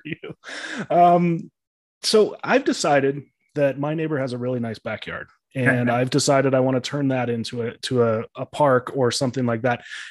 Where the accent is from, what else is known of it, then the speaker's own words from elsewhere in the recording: Illinois, United States; moved away; I grew up in Illinois